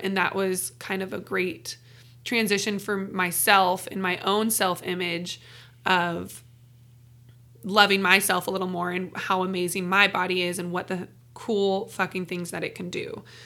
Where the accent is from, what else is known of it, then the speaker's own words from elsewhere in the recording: Renton, Washington, United States; moved away as an adult; I'm originally from Renton, Washington, Seattle, born and raised